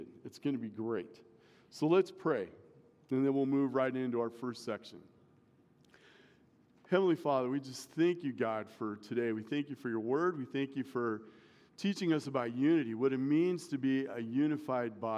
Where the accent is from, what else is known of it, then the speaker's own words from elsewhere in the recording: Omaha, Nebraska, United States; I grew up in Omaha